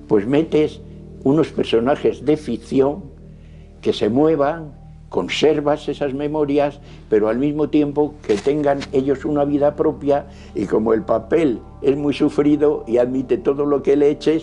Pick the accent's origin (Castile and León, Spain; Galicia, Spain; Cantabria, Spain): Castile and León, Spain; Valladolid; also born or lived in Avilés, Asturias; Nací en Avilés, un 17 de julio de 1926, pero con tres años de edad, por el traslado de mis padres a Valladolid, vine a vivir con ellos